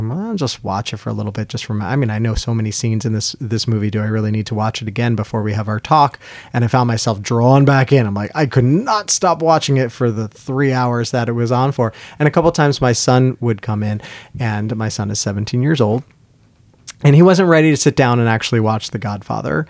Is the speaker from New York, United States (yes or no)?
yes; New York, United States; the different places we're growing up, and growing up in New York